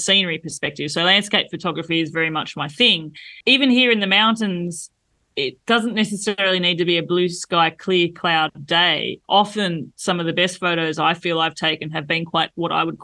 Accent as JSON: {"language": "English", "country": "Australia", "moved": "as an adult", "lives_now": "France", "said": "As an Australian"}